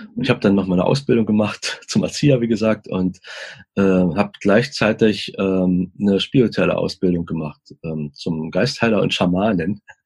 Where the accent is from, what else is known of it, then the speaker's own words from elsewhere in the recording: East Germany, Germany; ich komme aus dem Osten